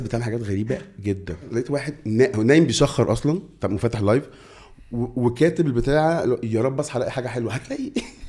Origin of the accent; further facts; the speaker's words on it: Egypt; إحنا مصريين